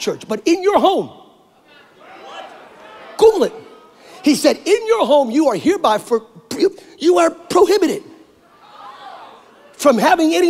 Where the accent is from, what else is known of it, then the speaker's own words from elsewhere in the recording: Pennsylvania, United States; now in California, United States; I grew up in Pennsylvania, but now I'm in California